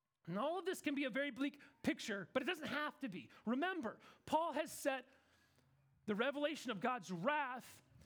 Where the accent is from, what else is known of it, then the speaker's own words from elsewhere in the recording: Kansas, United States; I'm from Kansas